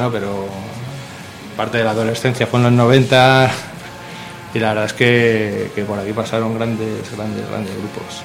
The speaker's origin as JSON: {"language": "Spanish", "town": "Guadalajara", "region": "Castilla-La Mancha", "country": "Spain", "said": "venimos de Guadalajara"}